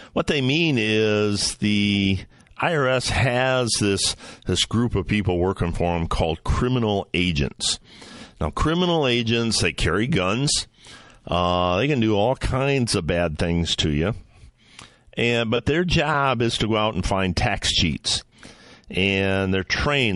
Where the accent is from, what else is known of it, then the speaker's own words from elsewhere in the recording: Ohio, United States; in Medina, Ohio, my home state, Northern Ohio, just east of where I'm at as we speak